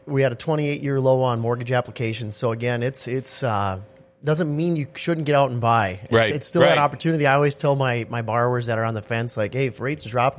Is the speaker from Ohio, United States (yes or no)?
no; Petersburg, North Dakota, United States; I'm from Petersburg.